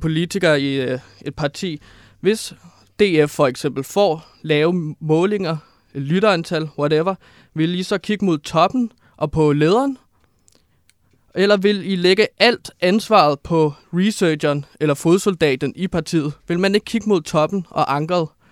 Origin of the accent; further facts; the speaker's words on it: Herlev, Capital Region of Denmark, Denmark; Jeg kommer fra Herlev